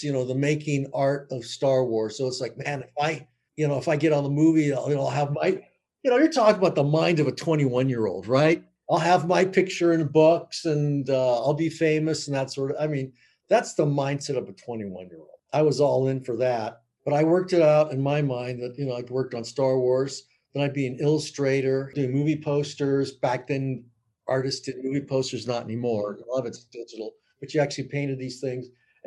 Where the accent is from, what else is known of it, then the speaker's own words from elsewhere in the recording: Los Angeles, California, United States; I grew up in East LA back in the late 50s, early 60s